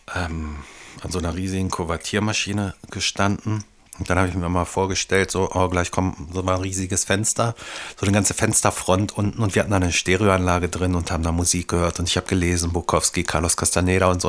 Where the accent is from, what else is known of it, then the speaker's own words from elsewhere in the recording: Devese, Lower Saxony, Germany; also born or lived in Hanover; ich bin in Devese groß geworden, 500 Einwohner damals